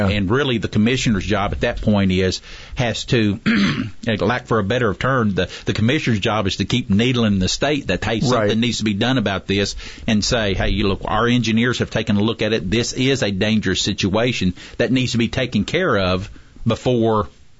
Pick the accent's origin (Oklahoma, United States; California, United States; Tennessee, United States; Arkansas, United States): Oklahoma, United States; moved away as an adult; now in Madison County, Alabama, United States; I'm originally from Oklahoma, but now I've been here longer than any other place I've ever lived. We've been here right at 35 years now.